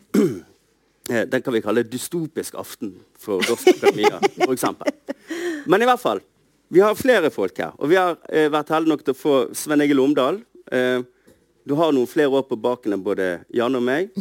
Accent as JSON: {"language": "Norwegian", "town": "Bergen", "region": "Vestland", "country": "Norway", "said": "for meg som bergenser"}